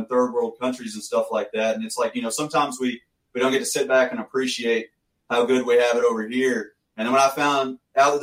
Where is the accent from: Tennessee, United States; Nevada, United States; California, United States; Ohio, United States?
Tennessee, United States; Westmoreland; moved away as an adult; I'm from Tennessee, a little small town, Westmoreland. It's north of Nashville. Grew up a farm kid, lived on a tobacco